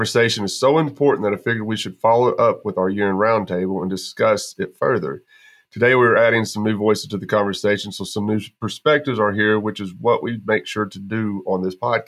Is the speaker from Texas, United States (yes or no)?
yes; Texas, United States; moved away; also born or lived in Arkansas; I'm being from Texas